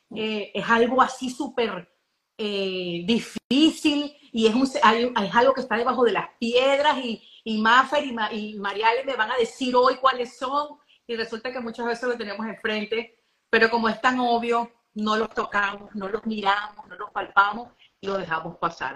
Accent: Venezuela

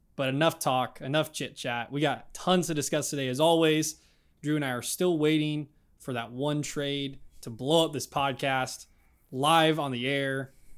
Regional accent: Midwest, United States; growing up in the Midwest

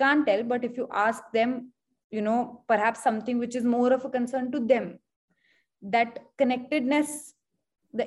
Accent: Hisar, Haryana, India; I come from Hisar

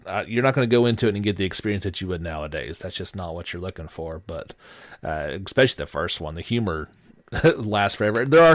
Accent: the South, United States; I'm from the South

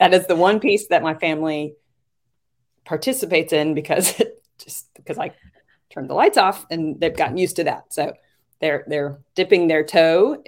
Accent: Manhattan Beach, California, United States; In California, Manhattan Beach, California

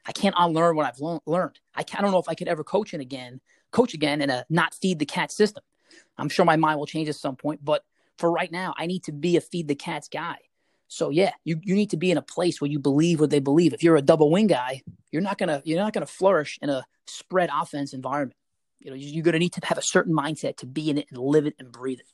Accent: New York City, New York, United States; I'm from Staten Island

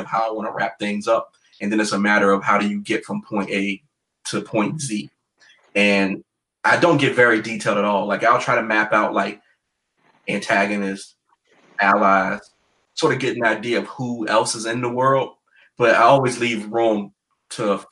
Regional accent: Virginia, United States; my home state

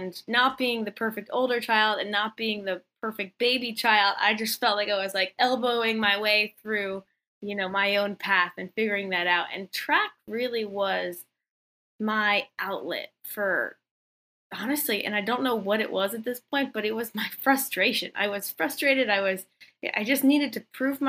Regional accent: Missouri, United States

